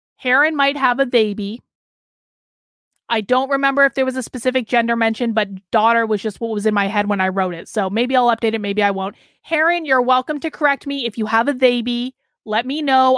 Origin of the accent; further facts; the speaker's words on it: Vermont, United States; moved away as an adult; also born or lived in Boston, Massachusetts; now in New Hampshire, United States; Growing up in Vermont